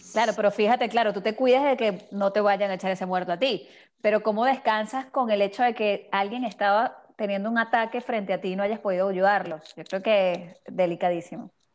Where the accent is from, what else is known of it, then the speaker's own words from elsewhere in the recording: Venezuela; now in Miami, United States; tú y yo que somos de Venezuela